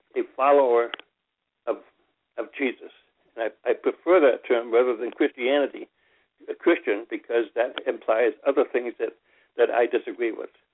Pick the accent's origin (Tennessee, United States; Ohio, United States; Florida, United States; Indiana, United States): Ohio, United States; As a young child growing up in Ohio, uh, out in the country